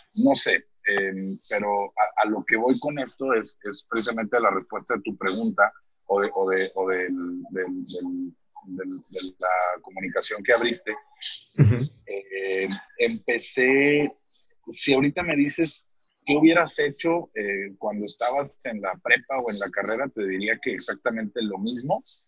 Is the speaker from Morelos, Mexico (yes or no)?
no; Apodaca, Nuevo León, Mexico; also born or lived in Guadalupe, Mexico; now in San Pedro Garza García, Mexico; yo crecí en, cerca de Apodaca y luego este, mi adolescencia la viví en Guadalupe y luego ya me vine a vivir a San Pedro hace 10 años